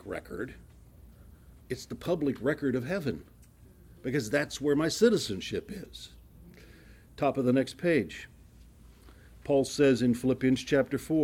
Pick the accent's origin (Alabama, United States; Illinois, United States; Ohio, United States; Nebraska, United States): Ohio, United States; moved away; I came from Ohio